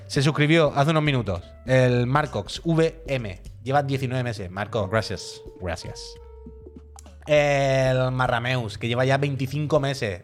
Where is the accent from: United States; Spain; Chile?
Spain; Cádiz, Andalusia; soy de Cádiz